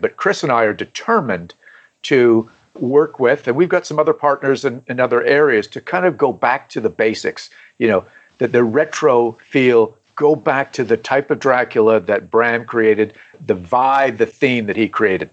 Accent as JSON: {"language": "English", "country": "Canada", "tie": "born or raised there", "moved": "as an adult", "lives_now": "South Carolina, United States", "said": "I was born and raised in Canada."}